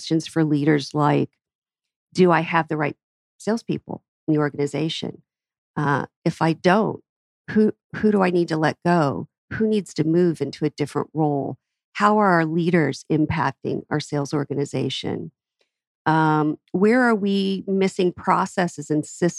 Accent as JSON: {"language": "English", "town": "Atlanta", "region": "Georgia", "country": "United States", "tie": "born or raised there", "said": "my hometown. We have great businesses in Atlanta."}